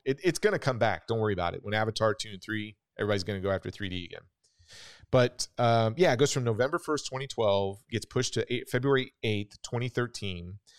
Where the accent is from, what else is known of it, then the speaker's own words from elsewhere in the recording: Wichita, Kansas, United States; when I was growing up in Wichita, Kansas